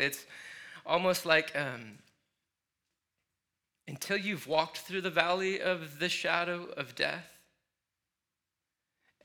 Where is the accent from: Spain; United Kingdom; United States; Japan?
United States; Michigan; moved away; growing up in Michigan